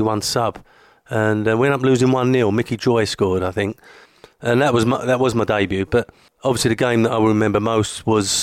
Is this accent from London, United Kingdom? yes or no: yes; London, United Kingdom; I was born in Canning Town, lived a mile away from West Ham Station